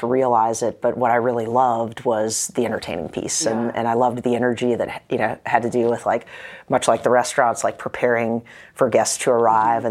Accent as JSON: {"language": "English", "town": "Kernersville", "region": "North Carolina", "country": "United States", "tie": "born or raised there", "also_born_or_lived": "Greensboro, North Carolina / Raleigh, North Carolina", "said": "I'm from Kernersville, which is about 90 miles west of Raleigh, and I was born in Greensboro. Kernersville is like right in between Winston-Salem and Greensboro, mm-hmm. So... grew up there"}